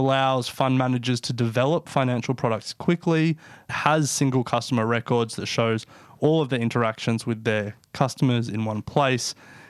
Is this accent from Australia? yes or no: yes; Australia; the obvious one as Australian speaking in Australia, is superannuation.